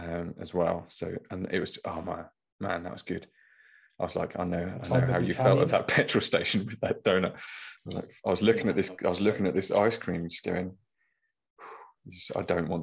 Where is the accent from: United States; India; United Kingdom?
United Kingdom; East of England; I'm from Norfolk.